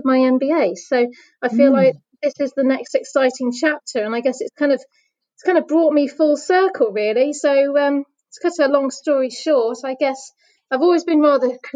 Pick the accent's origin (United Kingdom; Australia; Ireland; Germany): United Kingdom; West Midlands; moved away as an adult; also born or lived in London; I grew up in the West Midlands